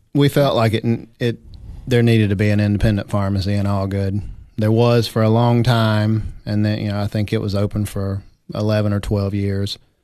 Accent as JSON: {"language": "English", "region": "South Georgia", "country": "United States", "tie": "born or raised there", "moved": "yes", "lives_now": "Algood, United States", "said": "how I grew up in South Georgia"}